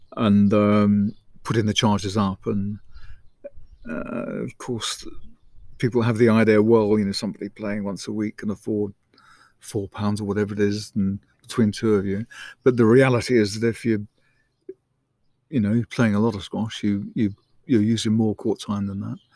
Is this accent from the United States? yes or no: no; Isle of Sheppey, South East England, United Kingdom; I was born on the Isle of Sheppey